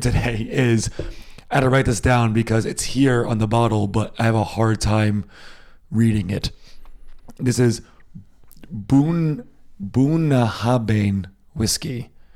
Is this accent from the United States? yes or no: yes; United States; now in Germany; I am American. I was born in the States. I grew up in the States